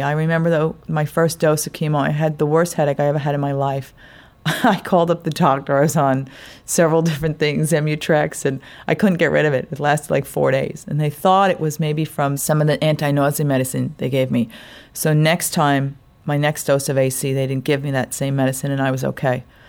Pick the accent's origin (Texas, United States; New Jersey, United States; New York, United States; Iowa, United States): New York, United States; also born or lived in Long Island; I'm from New York. I live out on Long Island